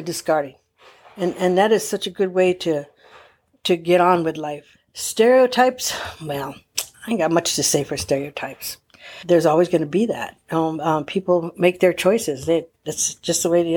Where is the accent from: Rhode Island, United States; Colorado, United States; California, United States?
California, United States; Palm Springs; I grew up in the Dream Homes of Palm Springs